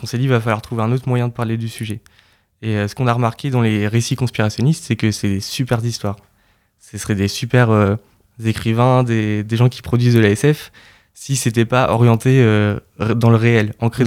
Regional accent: Caen, Normandy, France; also born or lived in Lyon; je suis originaire de Caen

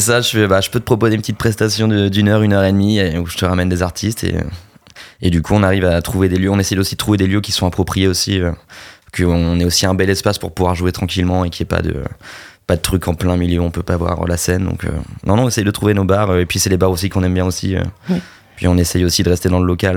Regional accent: Normandy, France; On est normand

